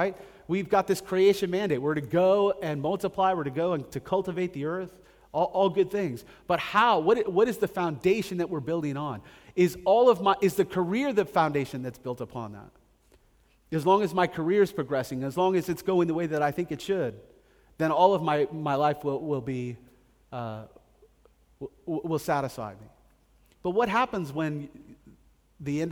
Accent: United States; moved away as an adult; I grew up in America

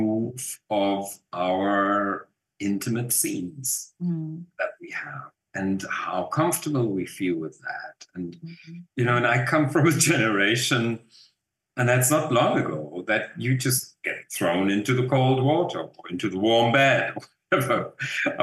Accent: Germany; accent: German; English is a second language; moved away as an adult; now in South Africa; maybe you still can hear that I'm German

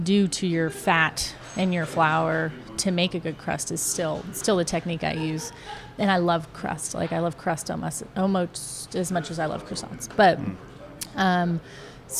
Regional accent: outskirts of Youngstown, Ohio, United States; moved away as an adult; also born or lived in France; now in Atlanta, United States; growing up in Ohio, a lot of corn, you know, it was really a lovely time

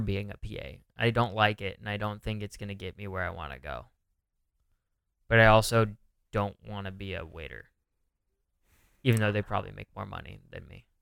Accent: California, United States; now in New York, United States; I'm from California

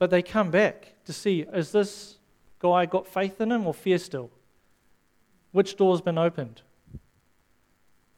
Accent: South Africa; moved away; I grew up in South Africa

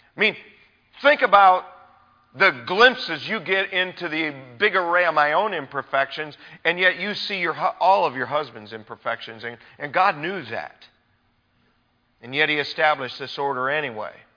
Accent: United States; as American people living in our culture today

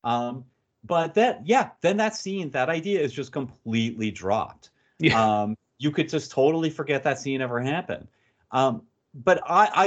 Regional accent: United States; I'm an American

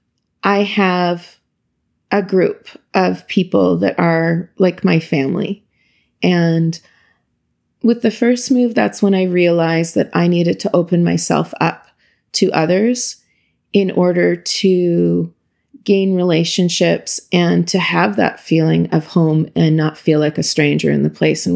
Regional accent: Imperial, Saskatchewan, Canada; born or raised there; moved away as an adult; now in Ottawa, Canada

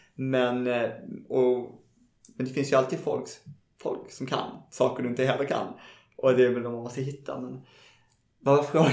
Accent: Malmö, Skåne, Sweden; moved away as an adult; now in Stockholm, Sweden; jag är från Malmö. uh, precis, ute i en förort som heter Kirseberg

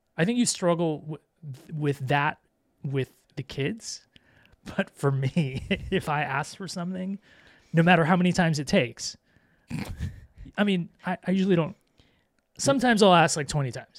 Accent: Vero Beach, Florida, United States; moved away; I grew up in Vero Beach, Florida

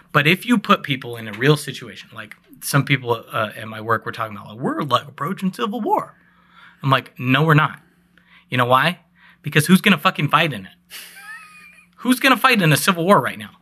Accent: Northwest, United States; we're National Guard, so, like, we're all from the Northwest

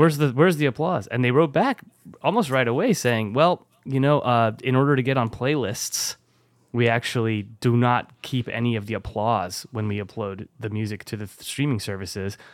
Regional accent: Bordeaux, Nouvelle-Aquitaine, France; my hometown

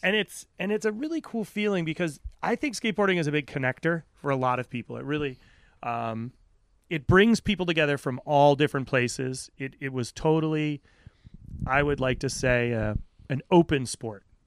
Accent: Aquidneck Island, Rhode Island, United States; I grew up on Aquidneck Island

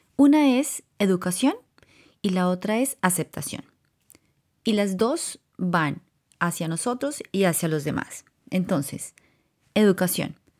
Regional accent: Colombia; now in California, United States; yo crecí en, en Colombia

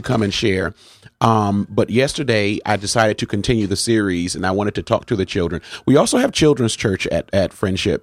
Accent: New Haven, Connecticut, United States; am a native of New Haven

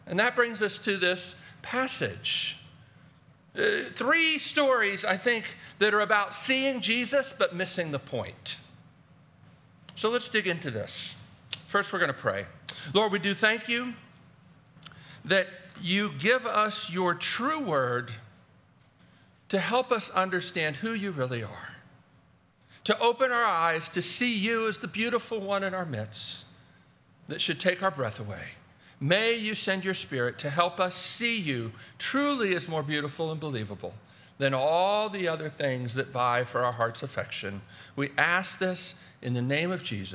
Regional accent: Baltimore, Maryland, United States; I grew up in Baltimore, Maryland

